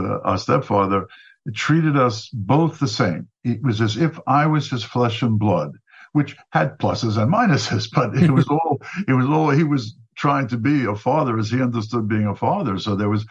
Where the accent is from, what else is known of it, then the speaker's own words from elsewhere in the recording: New York City, New York, United States; also born or lived in Flatbush, Brooklyn; in the middle of kindergarten, we moved from Flatbush to Regal Park, Queens